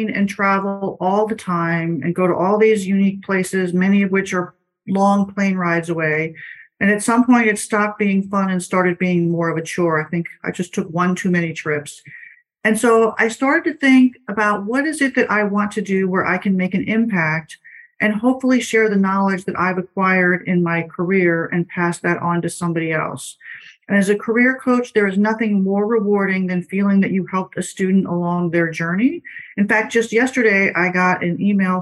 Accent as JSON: {"language": "English", "town": "Washington", "region": "District of Columbia", "country": "United States", "tie": "born or raised there", "said": "I'm a native of Washington, D.C. I grew up in Georgetown"}